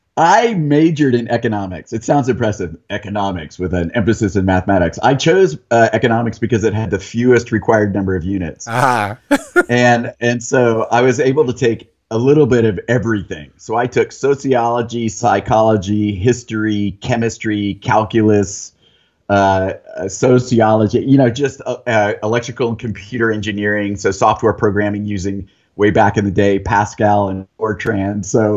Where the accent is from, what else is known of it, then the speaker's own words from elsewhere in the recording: San Diego, California, United States; also born or lived in Monterey; now in Encinitas, United States; So I was born in Monterey, lived in San Diego a couple times, lived out in the desert where there's a Naval Weapons Center, and then back in San Diego for high school. So that, I consider it my hometown.